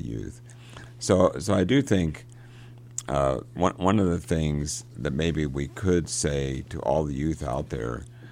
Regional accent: Johnstown, Pennsylvania, United States; I grew up in Johnstown. It's just a small town, really

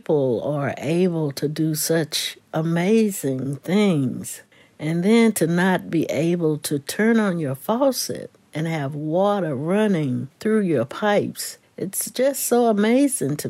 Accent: Keystone, West Virginia, United States; We had a lot of fun things growing up in Keystone

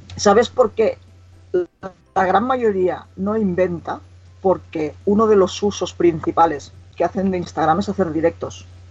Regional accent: Igualada, Catalonia, Spain; gente de aquí de Igualada, de mi pueblo

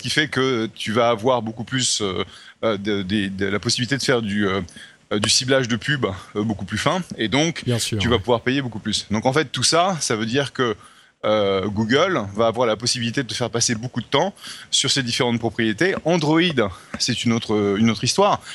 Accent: France; accent: French; mon accent français

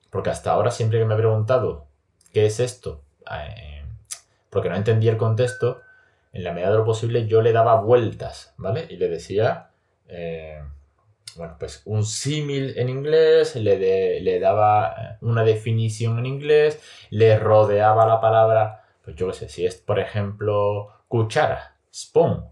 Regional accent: Spain; first language Spanish; yo soy nativo español

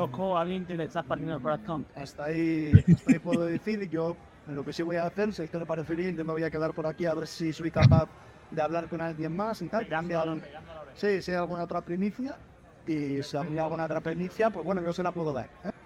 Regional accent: Albacete, Castilla-La Mancha, Spain; soy natural de Albacete

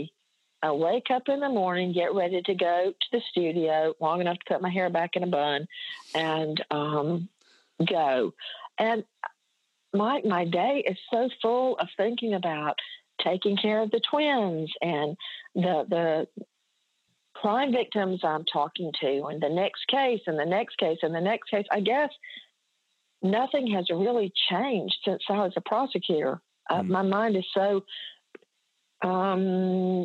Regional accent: Macon, Georgia, United States; It was rural Bibb County

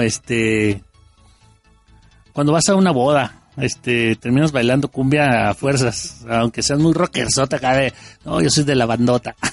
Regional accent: Mexico; como buenos mexicanos

